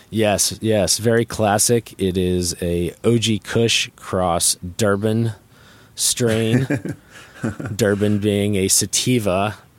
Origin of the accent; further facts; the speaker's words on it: North Carolina, United States; I'm not from Humboldt County. I'm from North Carolina